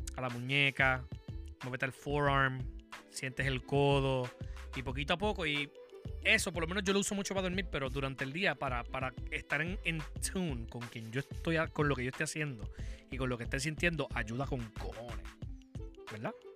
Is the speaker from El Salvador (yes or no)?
no; Puerto Rico; como boricua